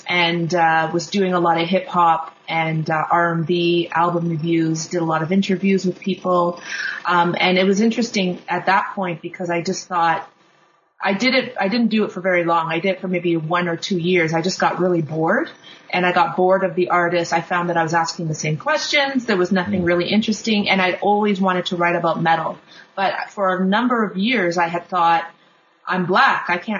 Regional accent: Kingston, Ontario, Canada; I grew up in Kingston, Ontario, which is about 3 hours, it's a 3-hour drive east of Toronto, Ontario, and also grew up actually outside on the outskirts of Kingston, so I grew up in a very rural area. I lived there till I was 18.

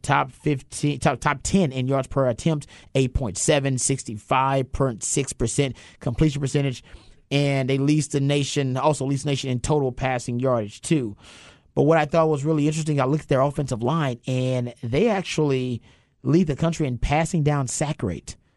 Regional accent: United States; as an American

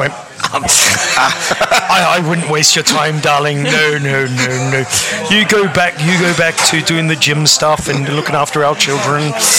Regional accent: Australia; now in United Kingdom

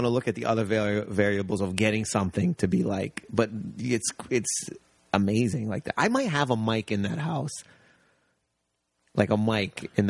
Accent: Windsor, Ontario, Canada; I grew up near Detroit.

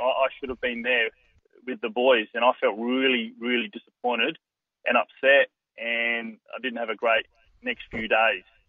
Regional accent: Adelaide, South Australia, Australia; moved away as an adult; also born or lived in Melbourne; my home state of, of South Australia, in in, in Adelaide

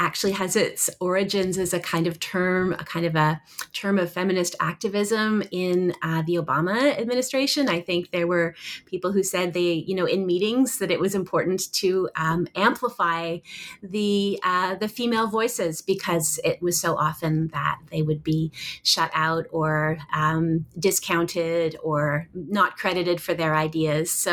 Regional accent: Toronto, Ontario, Canada; also born or lived in Vancouver, Canada / Oxford / Stanford; I was born in Vancouver, Canada, and grew up in Toronto

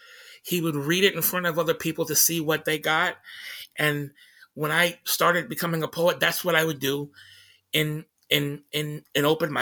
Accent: Tacoma, Washington, United States; when people would find out I was from Tacoma, they would ask me, "Oh my God, what kind of psycho killer shit did you listen to?"

